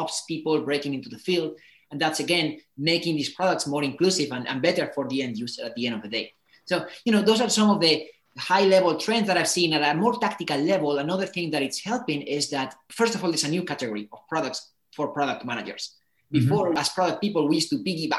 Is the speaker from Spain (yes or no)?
yes; Spain; moved away as an adult; also born or lived in United States; I come from Spain. I decided to go to the States to study